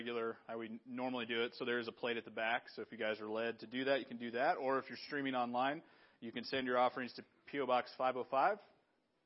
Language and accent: English; Big Sandy, Montana, United States; moved away as an adult; also born or lived in Chicago; I was back in Big Sandy. I was raised here, right? And I lived here. I've lived here most of my life.